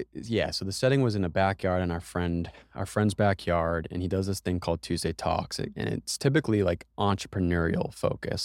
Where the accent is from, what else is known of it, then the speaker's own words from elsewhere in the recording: United States; we're both from America